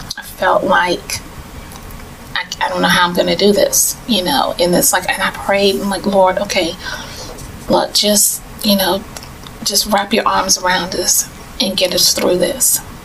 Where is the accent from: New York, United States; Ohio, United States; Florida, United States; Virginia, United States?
Florida, United States; Tallahassee; moved away; I am originally from Tallahassee, but I've lived in other states and abroad. And um, I returned back to Tallahassee